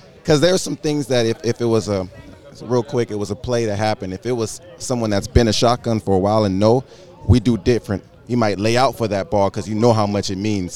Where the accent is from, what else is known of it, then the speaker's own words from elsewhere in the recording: California, United States; I'm from California.